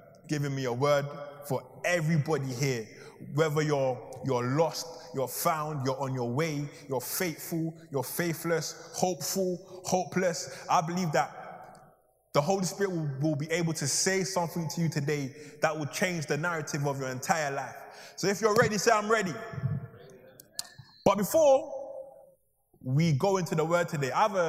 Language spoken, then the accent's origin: English; Ghana; now in London, United Kingdom; I'm even from Ghana, or two, that was actually my old high school